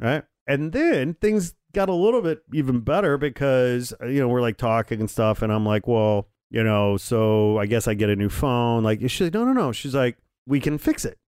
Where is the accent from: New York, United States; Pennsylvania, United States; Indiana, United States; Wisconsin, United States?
Indiana, United States; moved away; I'm from Indiana.